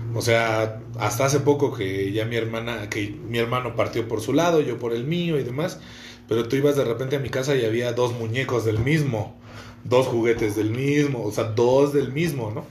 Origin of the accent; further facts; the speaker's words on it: Ecatepec, State of Mexico, Mexico; Yo crecí en Ecatepec, ahorita estamos en Ecatepec